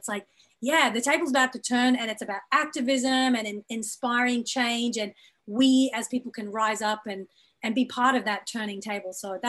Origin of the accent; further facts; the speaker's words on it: Brisbane, Queensland, Australia; moved away as an adult; also born or lived in Birmingham, United Kingdom; now in Los Angeles, United States; my identity as a South Asian woman who was born in Birmingham in the UK, raised in Australia, living in Los Angeles, my parents are from East Africa.